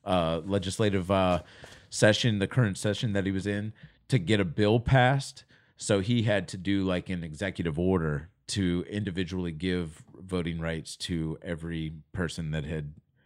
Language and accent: English; Virginia, United States; But in my home state of Virginia, I would have sat in that state for another 5 years